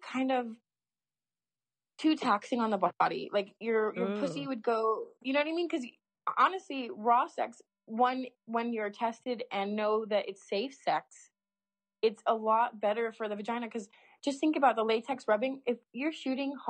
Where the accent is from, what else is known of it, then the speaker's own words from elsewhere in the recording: California, United States; I'm from California